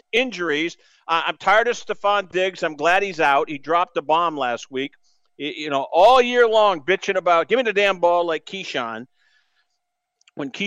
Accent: East Coast, United States; moved away as an adult; now in Iowa, United States; I grew up on the East Coast, and I moved to the Midwest, Iowa

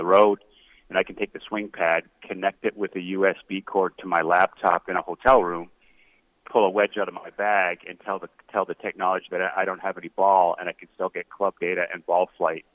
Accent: Canada; I'm a Canadian kid

